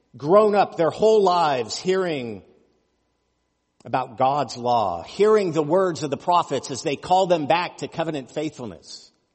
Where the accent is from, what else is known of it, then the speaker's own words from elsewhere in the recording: United States; As American Christians